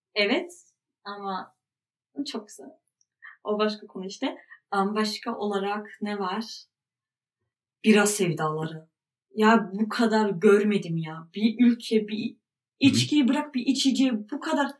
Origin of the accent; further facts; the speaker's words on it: Germany; ben burada doğdum büyüdüm.